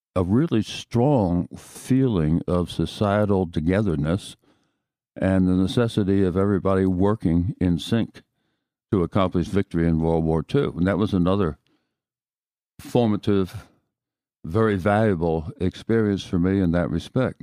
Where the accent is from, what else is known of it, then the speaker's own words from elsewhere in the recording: Haddon Heights, New Jersey, United States; moved away as an adult; now in San Antonio, United States; I was born in Haddon Heights, New Jersey